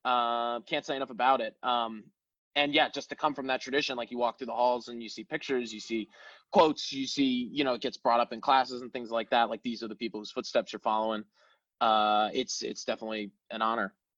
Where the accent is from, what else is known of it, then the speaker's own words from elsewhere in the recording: Connecticut, United States; moved away as an adult; now in Chicago, United States; I'm from uh, from the Connecticut area